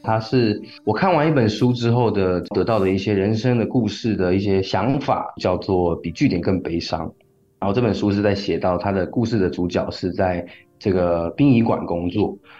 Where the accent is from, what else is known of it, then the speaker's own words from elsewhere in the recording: Changhua County, Taiwan; moved away as an adult; also born or lived in Taipei; 其实我大学就是来台北念书，然后我的老家其实是在彰化